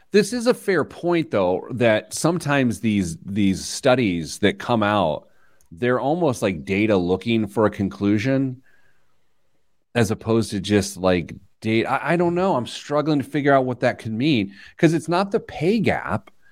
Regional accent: Midwest, United States; I'm from the Midwest

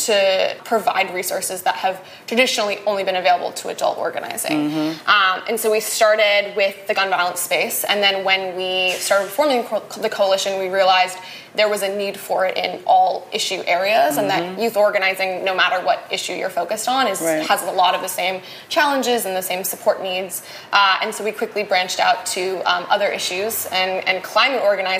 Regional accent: Wisconsin, United States; So I am from Wisconsin. I was born and raised there

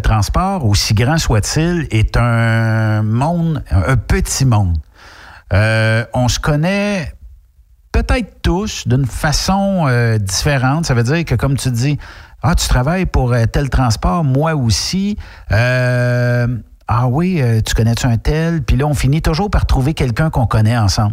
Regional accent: Quebec, Canada; quand on est québécois

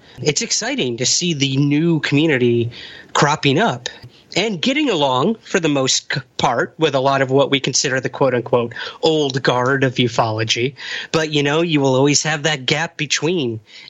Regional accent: Syracuse, New York, United States; my hometown of Syracuse, New York

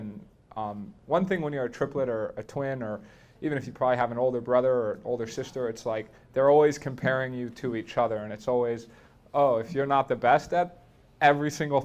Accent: Boulder, Colorado, United States; growing up in Boulder

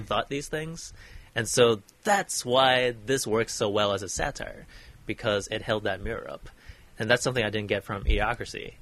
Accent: Oregon, United States; born or raised there; moved away

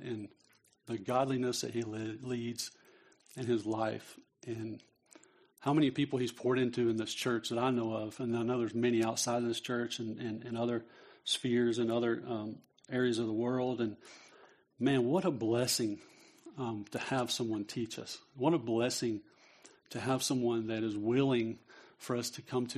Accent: North Carolina, United States; I was raised in North Carolina

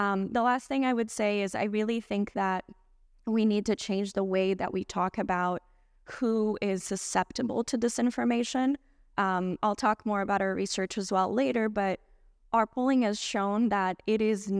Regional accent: Brazil; now in United States; I'm originally from Brazil

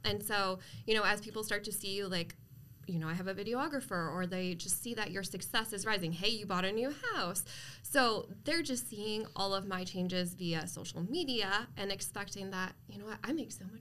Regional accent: East Coast, United States; moved away as an adult; now in Arizona, United States; I am originally from the East Coast, so I've been in Arizona about 7 years now

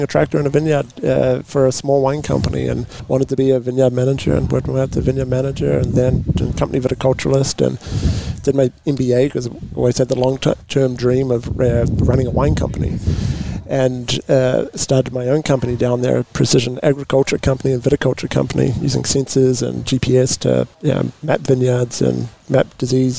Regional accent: New Zealand; now in Paso Robles, United States; born and raised in New Zealand

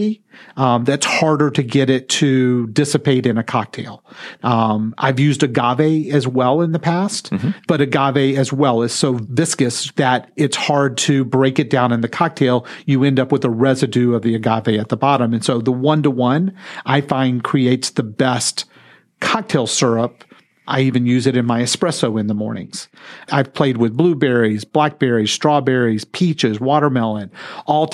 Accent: Texas, United States; I'm from Texas

